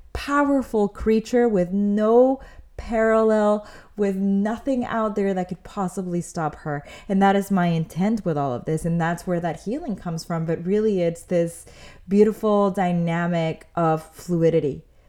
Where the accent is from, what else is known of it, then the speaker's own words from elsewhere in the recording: Mexico City, Mexico; now in United States; And that's more or less where I was when we had first moved to the United States, because I'm originally from Mexico City. So my family moves over here.